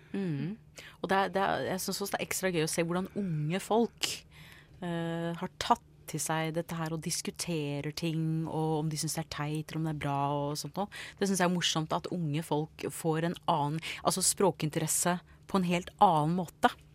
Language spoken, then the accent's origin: Norwegian; United States; Norwegian is a second language; now in Norway; jeg ble født og oppvokst i USA. Så jeg kom til Norge for en del år siden